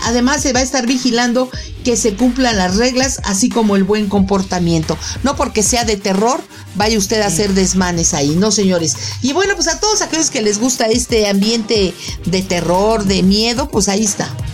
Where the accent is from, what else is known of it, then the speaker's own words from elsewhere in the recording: Mexico; yo soy mexicana